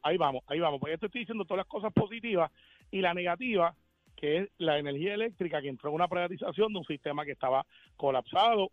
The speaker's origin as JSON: {"language": "Spanish", "country": "Puerto Rico", "said": "soy como muchos puertorriqueños"}